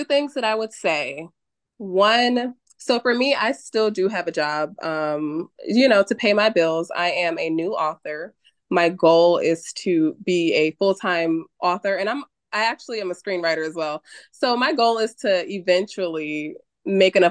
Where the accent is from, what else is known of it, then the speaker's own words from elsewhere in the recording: New Haven, Connecticut, United States; I am from New Haven, Connecticut.